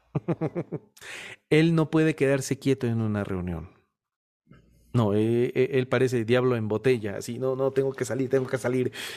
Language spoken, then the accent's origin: Spanish; Guayaquil, Guayas, Ecuador; now in Cuenca, Ecuador; Yo soy de Guayaquil. Vivo en una ciudad llamada Cuenca